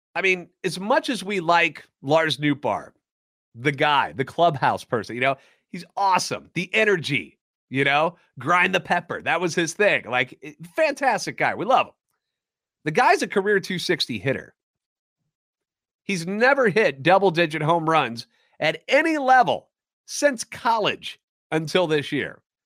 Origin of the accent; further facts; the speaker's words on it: St. Louis, Missouri, United States; Born and raised in Saint Louis and a lifetime Cardinals fan